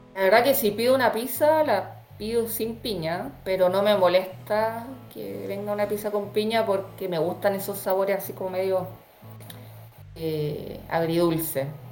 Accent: Chile; yo con mis chilenismos, soy muy chilena para mis cosas

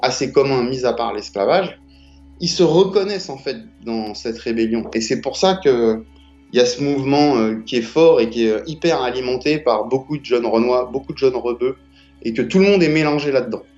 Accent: Paris, Île-de-France, France; je viens de la gare d'Austerlitz, donc de, Paris 5. Euh, D'accord. Euh, j'ai grandi là, j'ai jamais bougé

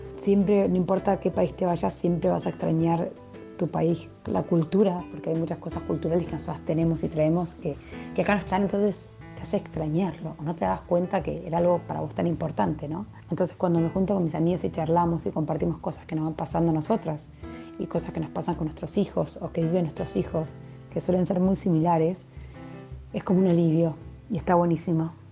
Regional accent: Argentina; moved away as an adult; now in Berlin, Germany; somos los dos argentinos

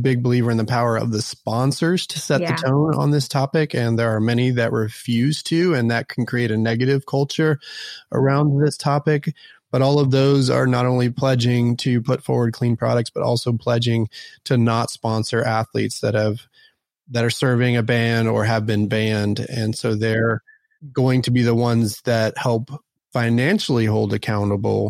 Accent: Dallas, Texas, United States; born or raised there; also born or lived in Houston / Austin

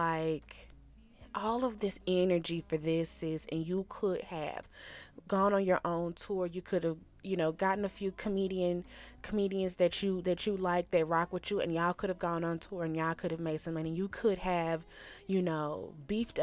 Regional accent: Shreveport, Louisiana, United States; moved away; my hometown of Shreveport, Louisiana

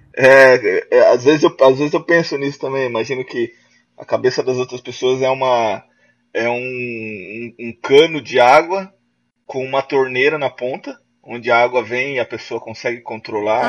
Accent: Joinville, Santa Catarina, Brazil; Sou daqui da, da cidade de Joinville, Santa Catarina.

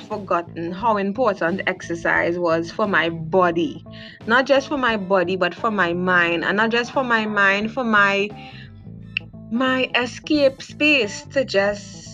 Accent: South Trinidad, Trinidad & Tobago; I am from South Trinidad

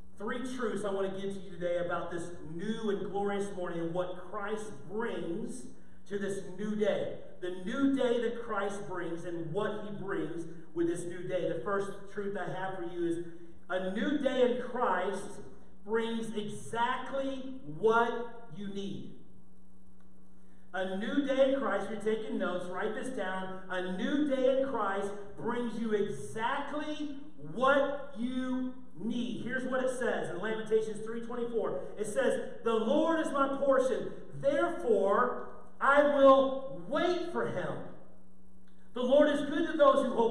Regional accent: St. Louis, Missouri, United States; I grew up in St. Louis

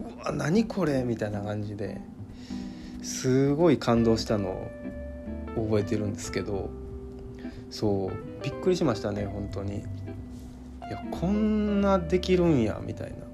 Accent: Kyoto, Japan; 京都市内の街中で生まれ育って

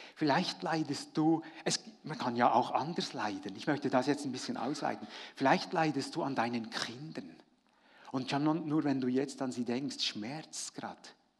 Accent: Frutigen, Bern, Switzerland; Ich habe ja als Kind in Fruttingen, da war ich eben noch, noch jung

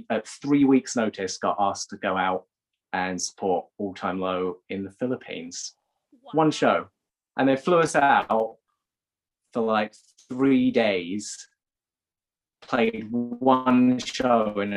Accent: Cornwall, South West England, United Kingdom; moved away; I grew up most of my formative years in Cornwall

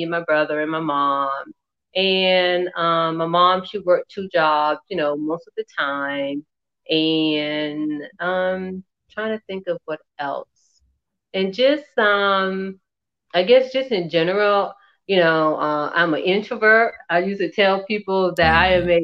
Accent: Columbia, South Carolina, United States; I grew up in Columbia, South Carolina

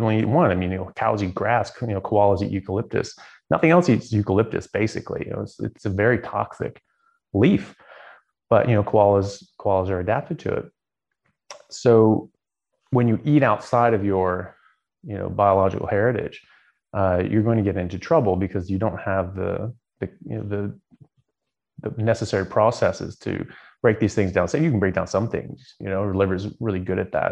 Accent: United States; moved away as an adult; also born or lived in Southern California / Seattle, Washington / Ireland; now in Australia; I grew up in in Southern California in Seattle

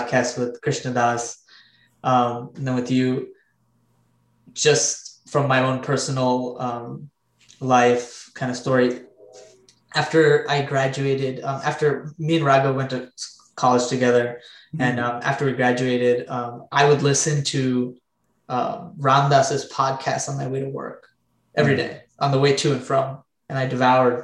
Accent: New Jersey, United States; Our parents moved here, we were born here, grew up here

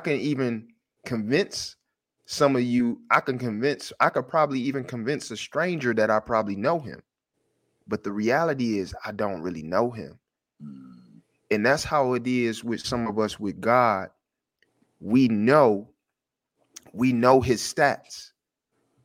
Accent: Detroit, Michigan, United States; I'm from Detroit.

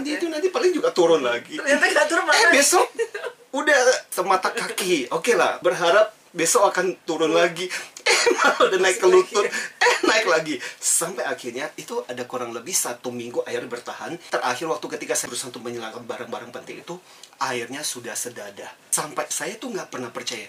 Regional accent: Kalimantan, Indonesia; moved away as an adult; now in Jakarta, Indonesia; saya dibesarkan di Kalimantan

